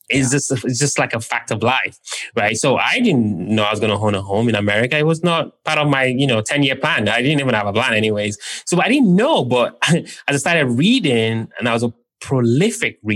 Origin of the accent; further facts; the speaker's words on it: London, United Kingdom; also born or lived in Nigeria; where I was born in Nigeria, we don't have that. And where I grew up in London, I think you'd be hard pressed to be able to put 3% down.